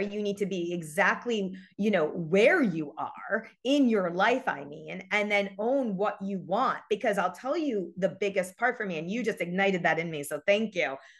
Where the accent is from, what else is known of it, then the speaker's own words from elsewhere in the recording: New York, United States; moved away as an adult; now in Los Angeles, United States; I'm from New York, born and raised. I've moved to L A seventeen years ago.